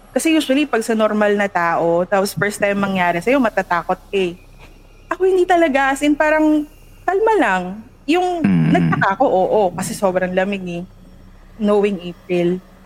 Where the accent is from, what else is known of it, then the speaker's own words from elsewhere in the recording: Pasig, Metro Manila, Philippines; I'm uh, from Pasig